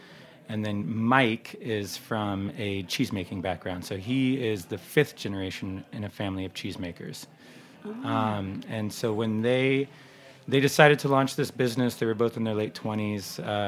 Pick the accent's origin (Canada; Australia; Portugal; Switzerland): Switzerland; you know, we're from Switzerland, so it's not High German, it's Swiss German, which sounds completely different.